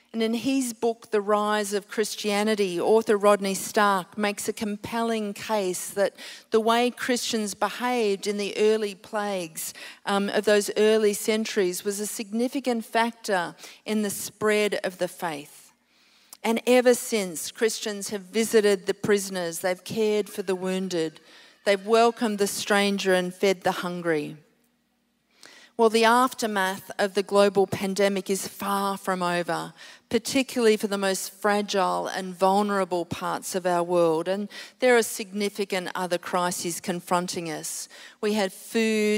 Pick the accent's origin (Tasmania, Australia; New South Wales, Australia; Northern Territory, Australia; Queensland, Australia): Queensland, Australia; now in Sydney, Australia; I'm a Queenslander. This is coming home for me. I'm living in Sydney now